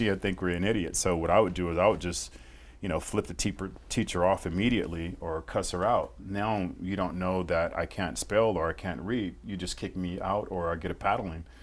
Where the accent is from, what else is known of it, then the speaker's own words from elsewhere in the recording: Fresno, California, United States; moved away; I grew up in Fresno, uh, California